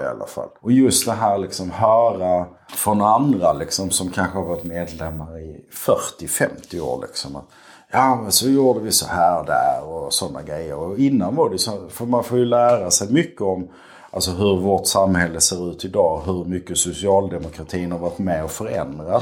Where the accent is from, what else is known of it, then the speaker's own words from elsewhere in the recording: Skåne, Sweden; also born or lived in Malmö; now in Lomma, Sweden; jag är skåning